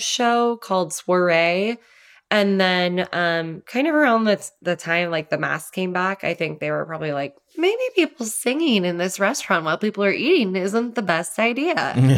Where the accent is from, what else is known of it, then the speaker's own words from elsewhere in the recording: Los Angeles County, Southern California, United States; moved away as an adult; also born or lived in New York City; it's L A County, but, like, right by Orange County